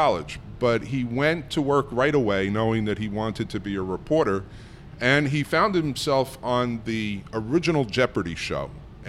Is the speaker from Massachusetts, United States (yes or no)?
no; New York City, New York, United States; I grew up in New York City.